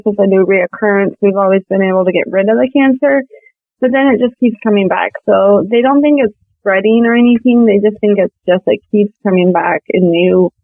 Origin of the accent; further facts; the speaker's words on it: Montana, United States; I am from Montana